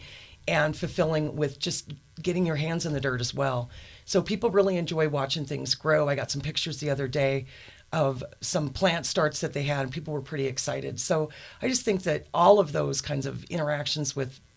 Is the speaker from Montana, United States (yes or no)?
yes; Helena, Montana, United States; I am from Montana. My parents were both born and raised Montanas. My father is from the Hamilton area, and my mom was raised in Anaconda. So I've been in Helena for most of my life